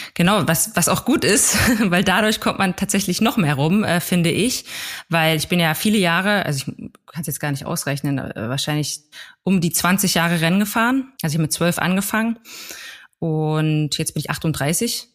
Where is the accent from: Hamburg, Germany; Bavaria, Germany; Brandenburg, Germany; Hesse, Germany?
Brandenburg, Germany; Plessa; Ich komme aus einem kleinen Dorf namens Plessa in Südbrandenburg und da lebe ich aktuell auch wieder